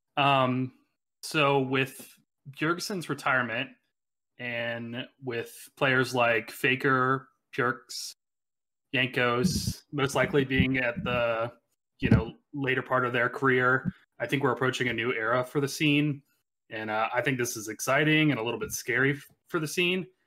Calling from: Virginia, United States; calling from, uh, my apartment in Virginia

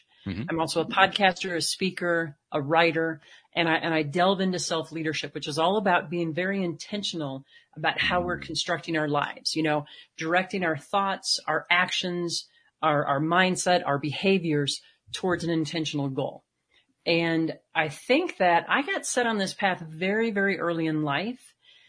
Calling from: Colorado, United States; I am here in Colorado today, right outside Rocky Mountain National Park at about 9,000 feet where it's snowing and nice and cold.

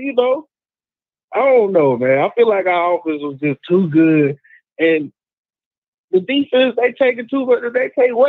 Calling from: Sheffield, Alabama, United States; I'm calling in from Sheffield, Alabama.

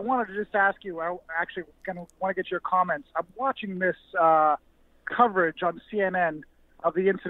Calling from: Canada; I'm calling from Canada.

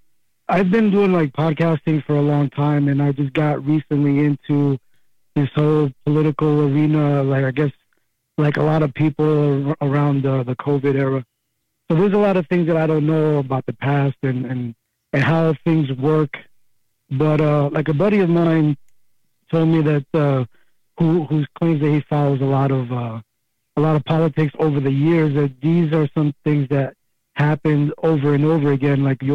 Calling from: Pennsylvania, United States; Hi, Kramer.

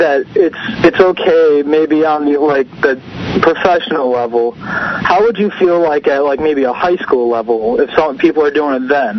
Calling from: Illinois, United States; Dude, I'm from Illinois, and it's snowing again.

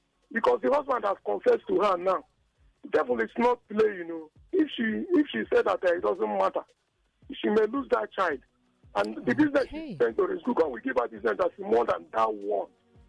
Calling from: Iba, Lagos, Nigeria; I'm calling from Eba.

